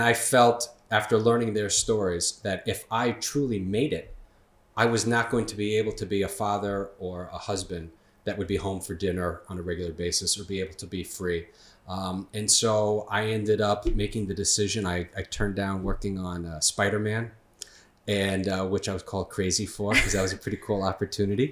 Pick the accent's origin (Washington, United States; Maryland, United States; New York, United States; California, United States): New York, United States; Long Island; born and raised on Long Island